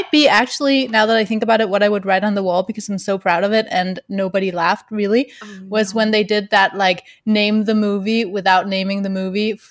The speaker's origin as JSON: {"language": "English", "country": "Denmark", "said": "I am from Denmark, which is one part of the reason why you're like, what's her accent?"}